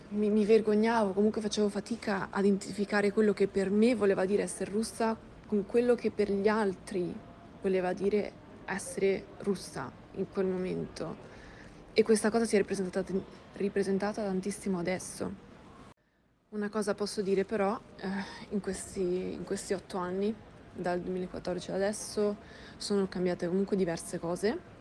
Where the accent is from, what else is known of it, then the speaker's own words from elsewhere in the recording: Milan, Lombardy, Italy; first language Russian; Italian is a second language; Io sono nata a Milano da un padre italiano